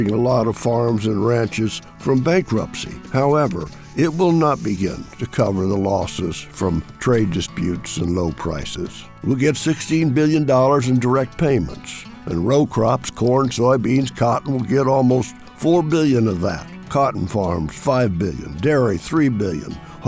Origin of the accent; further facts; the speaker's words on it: Illinois, United States; now in Washington, United States; my farm state of Illinois